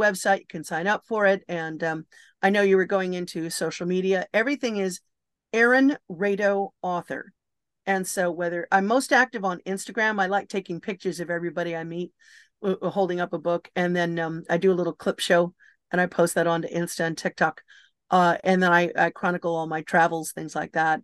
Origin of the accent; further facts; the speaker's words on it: Los Angeles, California, United States; I'm from Los Angeles